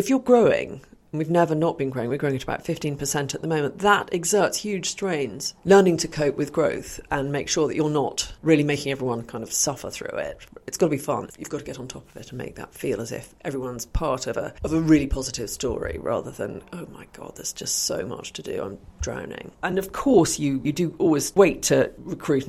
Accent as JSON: {"language": "English", "town": "Oxford", "region": "South East England", "country": "United Kingdom", "tie": "born or raised there", "said": "I grew up in Oxford in the 70s"}